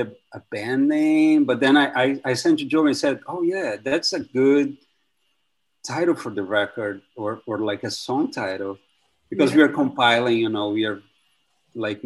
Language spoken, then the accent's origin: English; Brazil; moved away as an adult; also born or lived in New York, United States; now in Brooklyn, United States; I'm from Brazil, where I study